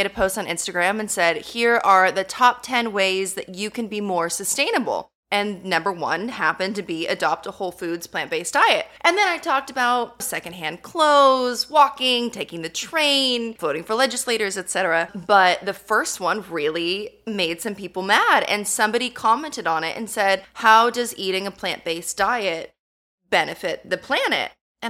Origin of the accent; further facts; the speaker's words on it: California, United States; now in Montana, United States; I am not born and raised in Montana. I moved to Montana. And so that was a big thing, that a California girl moved to Montana, won Miss Montana